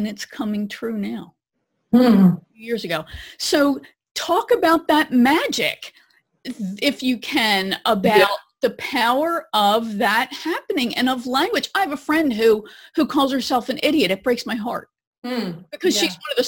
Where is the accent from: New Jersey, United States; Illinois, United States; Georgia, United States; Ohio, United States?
New Jersey, United States; I'm from Jersey